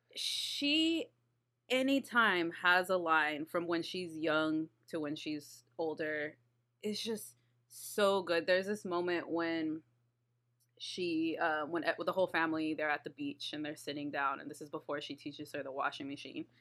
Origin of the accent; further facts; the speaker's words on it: Texas, United States; I'm from Texas